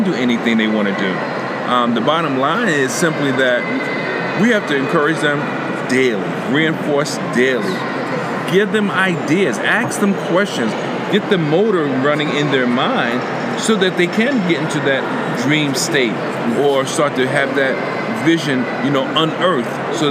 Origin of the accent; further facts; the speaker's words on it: New York, United States; I'm from New York